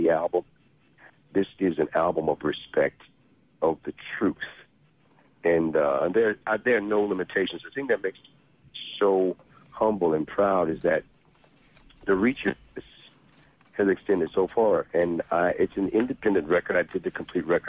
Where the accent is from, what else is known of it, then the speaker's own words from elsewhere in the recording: Mississippi, United States; born and raised in Mississippi